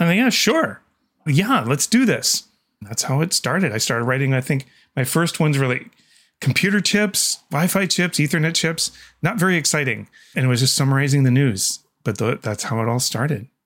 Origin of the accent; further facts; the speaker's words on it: Canada; I'm Canadian